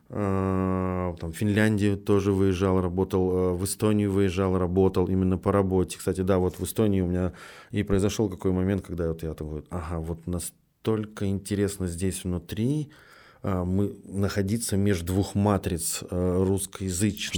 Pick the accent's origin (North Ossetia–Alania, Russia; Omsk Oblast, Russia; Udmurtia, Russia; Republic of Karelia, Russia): Republic of Karelia, Russia; Petrozavodsk; я в этот момент из Петрозаводска, ну, командирован в Москву